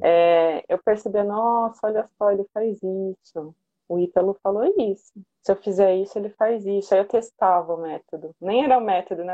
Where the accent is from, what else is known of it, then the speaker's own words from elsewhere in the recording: São Paulo, Brazil; now in Santo André, Brazil; Sou de São Paulo, mas moro em Santo André